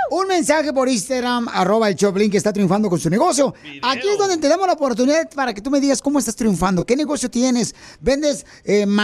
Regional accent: Michoacán, Mexico; now in Los Angeles, United States; aquí {S2} vivo en Los Ángeles, pero soy de Michoacán, de Copumatlán.

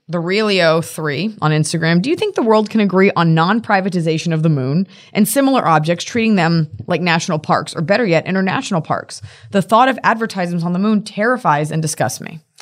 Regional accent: Texas, United States; from Texas

